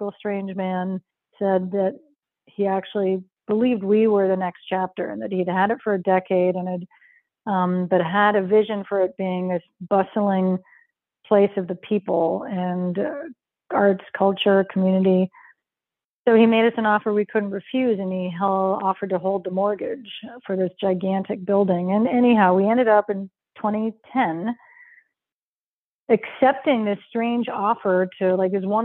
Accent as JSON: {"language": "English", "town": "Montreal", "region": "Quebec", "country": "Canada", "tie": "born or raised there", "moved": "as an adult", "lives_now": "Hudson, United States", "said": "being born and raised in Montreal"}